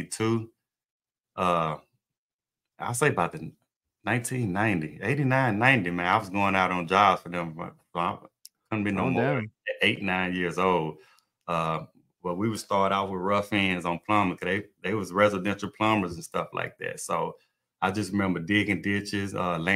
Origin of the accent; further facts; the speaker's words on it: Mississippi, United States; moved away as an adult; also born or lived in Gulf Coast, Mississippi; now in Texas, United States; I'm from Mississippi, and I was in Vicksburg